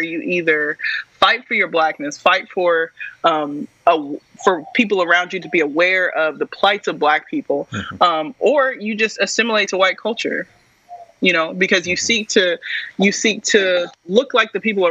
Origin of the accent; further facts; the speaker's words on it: Texas, United States; also born or lived in Lubbock, Texas; now in Ames, United States; I'm from Texas